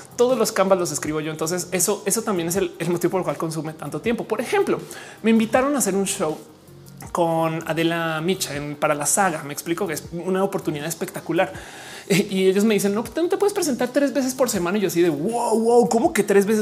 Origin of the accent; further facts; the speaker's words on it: Mexico; also born or lived in Colombia; yo soy mujer mexicana